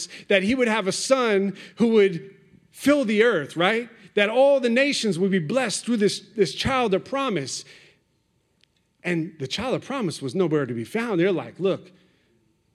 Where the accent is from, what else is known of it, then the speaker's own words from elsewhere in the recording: New York, United States; I grew up on the East Coast in New York and hip-hop